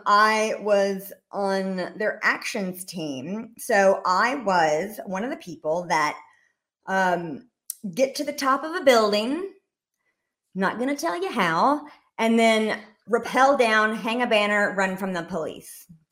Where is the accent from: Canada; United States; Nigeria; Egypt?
United States; Rome, Georgia; moved away as an adult; also born or lived in Washington, D.C.; I was raised in Rome, Georgia, which is, um, northeast Georgia